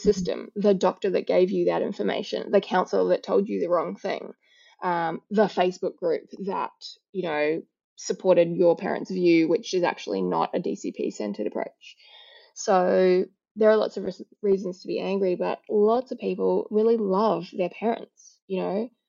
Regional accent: New Zealand; now in Australia; although I live in Australia, I was born in New Zealand

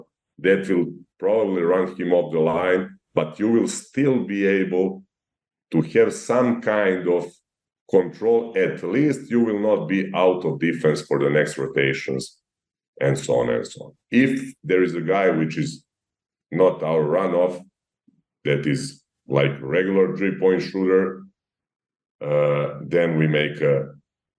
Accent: Serbia; growing up in Serbia

